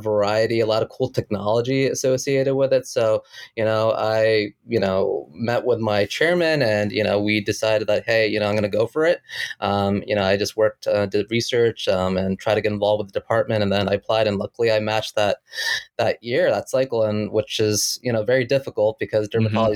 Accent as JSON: {"language": "English", "region": "New Jersey", "country": "United States", "tie": "born or raised there", "said": "I was born and raised in New Jersey, where I currently practice."}